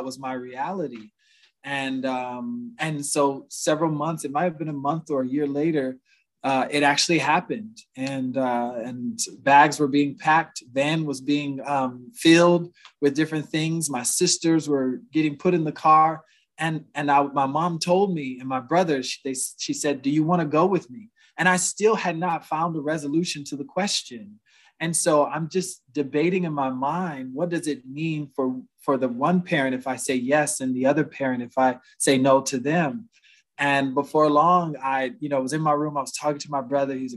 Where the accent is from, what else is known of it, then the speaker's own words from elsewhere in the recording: Huntsville, Alabama, United States; moved away; also born or lived in Cleveland, Ohio; I grew up my first half of my life in Huntsville, Alabama